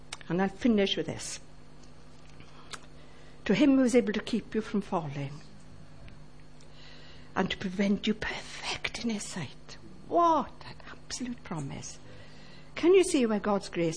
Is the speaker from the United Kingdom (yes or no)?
yes; Llanelli, Wales, United Kingdom; now in Ammanford, United Kingdom; I'm from Llanelli